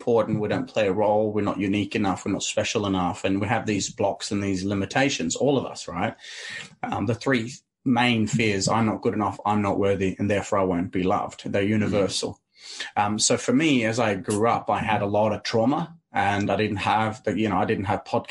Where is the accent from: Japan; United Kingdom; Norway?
Norway; Arendal, Agder; English is a second language; I grew up in a tiny town called Arendale.